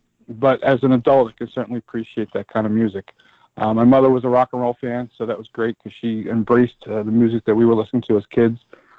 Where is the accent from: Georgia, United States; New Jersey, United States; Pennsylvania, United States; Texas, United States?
New Jersey, United States; Middletown; I grew up on the Jersey Shore, specifically Middletown, New Jersey, about 20 minutes from Rumson, 20 minutes from Asbury Park. Born in the late 60s.